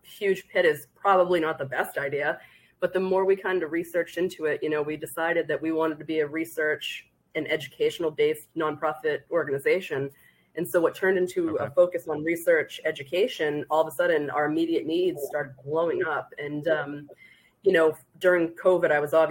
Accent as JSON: {"language": "English", "town": "Boston", "region": "Massachusetts", "country": "United States", "said": "I am Irish and I am from Boston"}